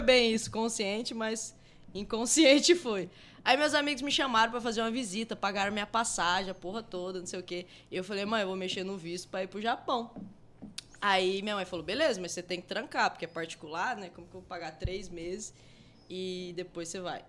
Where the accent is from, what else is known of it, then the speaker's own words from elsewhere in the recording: Rondonópolis, Mato Grosso, Brazil; also born or lived in Guiratinga / Ouro Branco; eu sou de Rondonópolis uhum. porque eu cresci aqui, todas as, as amizades que eu tenho é aqui.